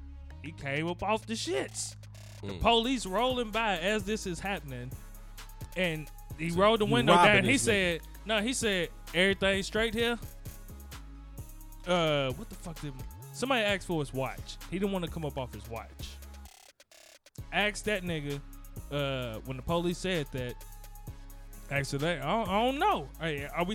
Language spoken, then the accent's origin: English; Gary, Indiana, United States; moved away; I come from Gary